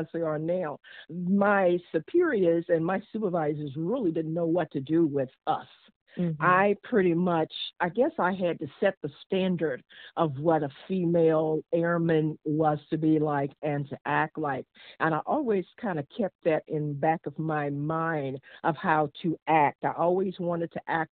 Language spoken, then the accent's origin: English; Washington, District of Columbia, United States; also born or lived in Virginia; I was born in Virginia, raised in Washington, D.C.